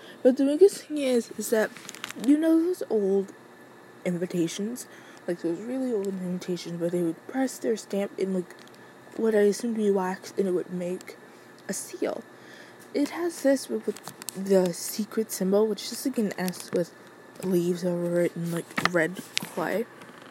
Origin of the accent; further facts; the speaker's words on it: Midwest, United States; I'm from the Midwest